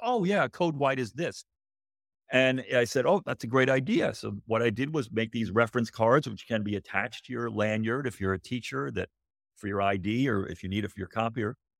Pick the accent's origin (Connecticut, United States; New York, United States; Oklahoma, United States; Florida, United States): Connecticut, United States; moved away as an adult; also born or lived in Southern Illinois; I grew up in Connecticut